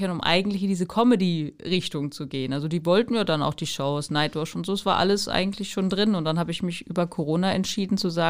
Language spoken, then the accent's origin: German; Fürstenberg, Germany; Ich komme hier ja auch aus Fürstenberg, das ist ja vielleicht auch noch ganz interessant.